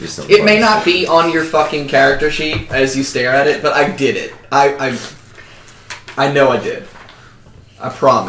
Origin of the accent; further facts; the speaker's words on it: United States; I'm from America.